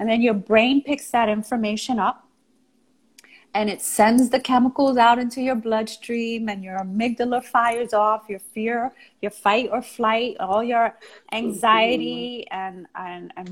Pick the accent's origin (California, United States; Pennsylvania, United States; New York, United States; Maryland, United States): New York, United States; accent: New York; I was from New York, because I had a New York accent, because I was Puerto Rican